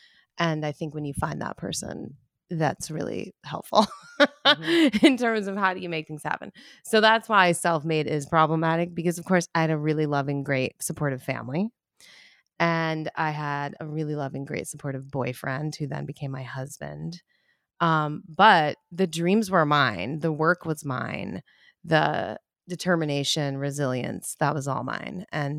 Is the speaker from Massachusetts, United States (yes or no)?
yes; Pittsfield, Massachusetts, United States; I grew up in Pittsfield, Massachusetts. It's a small town. I think there's about 30,000 people in it now. So it's not that small of a town.